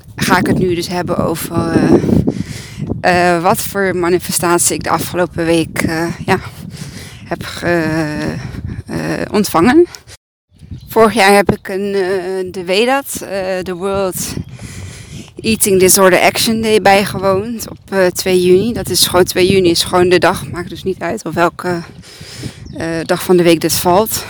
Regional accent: Serbia; now in Breda, Netherlands; het is Servië, dat is mijn vaderland

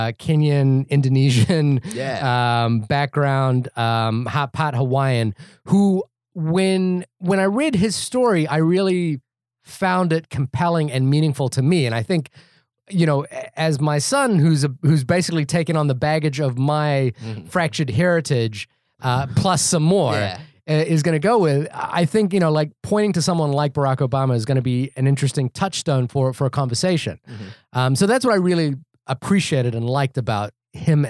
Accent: New Zealand; moved away as an adult; also born or lived in Fiji; now in United States; I grew up in New Zealand

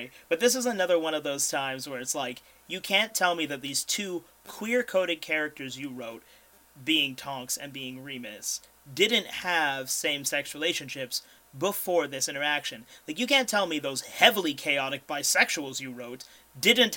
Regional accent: Ireland; as an Irishman

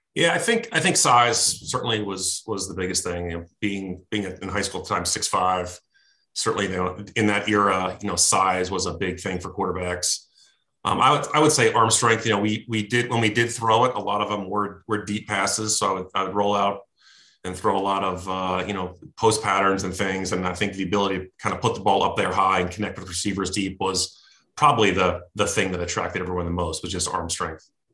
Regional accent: Westfield, New Jersey, United States; I'm from Westfield, New Jersey. Uh, still live here today

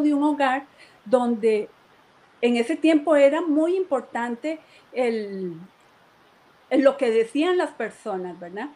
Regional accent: Moravia, San José, Costa Rica; aquí en Moravia, yo soy de Moravia

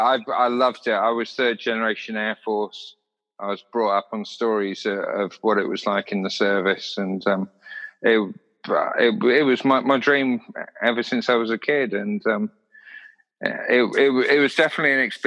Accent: Bournemouth, South West England, United Kingdom; also born or lived in Saudi Arabia; to get an honorary doctorate from my hometown uni, basically for keep opening my mouth. I tell you what, it was like the biggest honour of my life. And I've actually got the coat of arms of Bournemouth Uni tattooed on my left forearm.

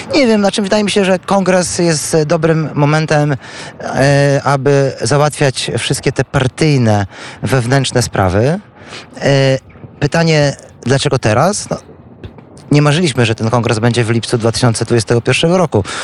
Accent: Świdnik, Lublin Voivodeship, Poland; pochodzimy z tego samego miasta. Co więcej, tak się też składa, że z moimi rodzicami Krzysztof Żuk był sąsiadem

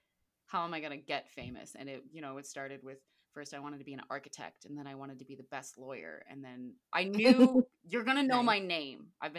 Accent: Florida, United States; also born or lived in Michigan; I'm from Florida too. Okay, so I was born in Michigan, but I was raised in Florida.

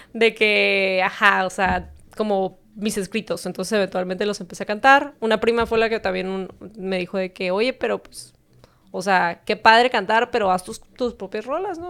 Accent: Tijuana, Baja California, Mexico; also born or lived in San Diego, California, United States; crecí toda la vida aquí

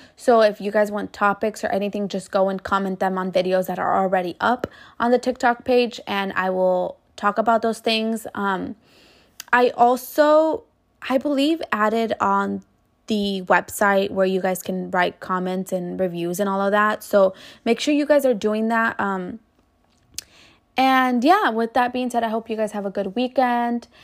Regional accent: Mexico; now in United States; I was born in Mexico, but I live here and I contribute to this country

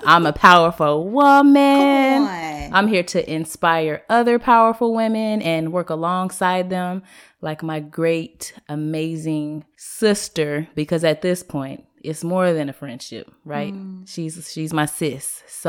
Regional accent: Seattle, Washington, United States; growing up in Seattle, in the city of Seattle

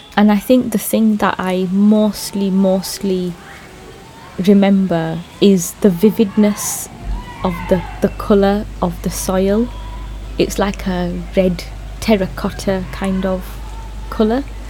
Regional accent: Bradford, Yorkshire and the Humber, United Kingdom; I was born in Bradford.

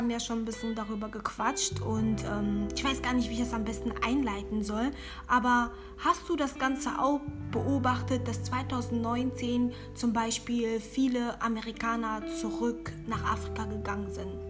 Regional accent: DR Congo; now in Germany; Ich bin jetzt selber nicht ursprünglich aus Ghana

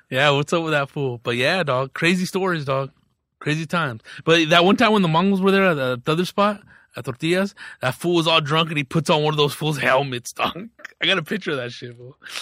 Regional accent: Riverside, California, United States; I grew up in Riverside

